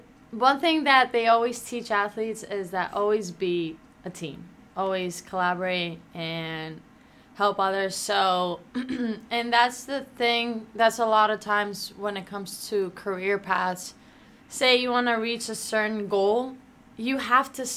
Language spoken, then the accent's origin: English; Athens, Attica, Greece; moved away as an adult; now in United States; growing up in Greece, in Athens, and then moving here, so like leaving my family and moving here by myself